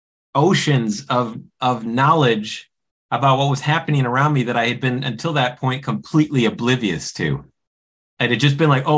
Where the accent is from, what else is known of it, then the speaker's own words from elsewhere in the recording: Midwest, United States; I'm from the Midwest